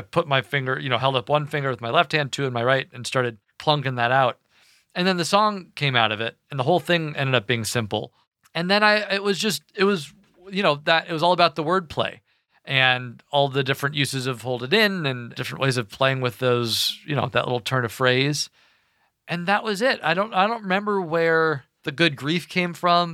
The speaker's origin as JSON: {"language": "English", "region": "Kentucky", "country": "United States", "tie": "born or raised there", "also_born_or_lived": "Washington, D.C.", "moved": "as an adult", "said": "I was raised in Kentucky"}